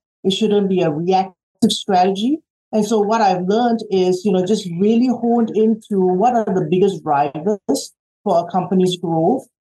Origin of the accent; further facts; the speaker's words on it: Australia; moved away as an adult; also born or lived in Singapore; now in United States; No, I'm actually, hometown is actually Singapore. {S1} Okay. {S2} And I grew up in Australia, and I did my undergrad in Australia, and came here 25 years ago for work